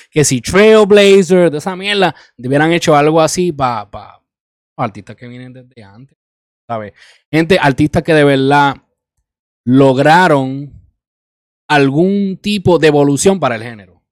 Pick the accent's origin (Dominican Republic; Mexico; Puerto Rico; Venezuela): Puerto Rico; Isabela; now in New York, United States; invertir en mi pueblo, invertir en mi país